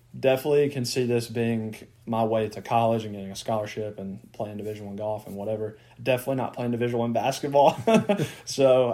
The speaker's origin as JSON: {"language": "English", "town": "Golden", "region": "Mississippi", "country": "United States", "tie": "born or raised there", "moved": "as an adult", "lives_now": "Memphis, United States", "said": "I grew up in Golden, Mississippi"}